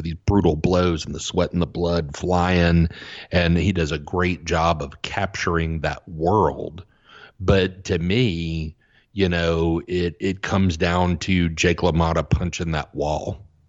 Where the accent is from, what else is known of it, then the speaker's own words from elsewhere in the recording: Southeast, United States; I grew up in the Southeast. I was a, you know, football and baseball kid, and that's what I played